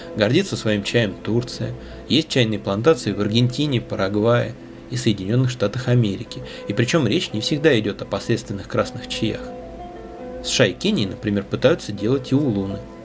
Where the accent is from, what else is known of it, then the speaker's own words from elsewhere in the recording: Russia; наша огромная страна